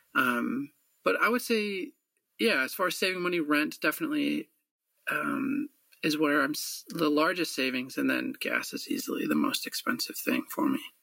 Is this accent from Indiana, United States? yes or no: no; Michigan, United States; moved away; also born or lived in Alaska; growing up in Michigan